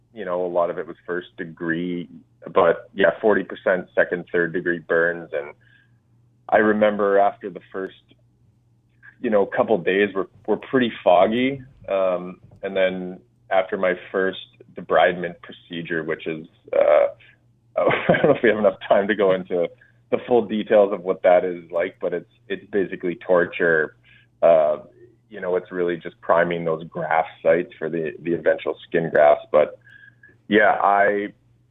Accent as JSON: {"language": "English", "town": "Revelstoke", "region": "British Columbia", "country": "Canada", "tie": "born or raised there", "said": "I grew up in Revelstoke, British Columbia"}